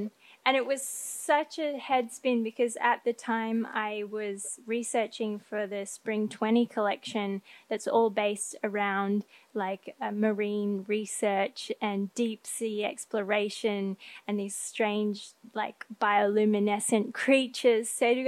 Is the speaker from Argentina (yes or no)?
no; Thailand; also born or lived in Australia; Because I grew up in Thailand and Australia, where we do have mountains in Australia, but nowhere as tall as in the Pacific Northwest.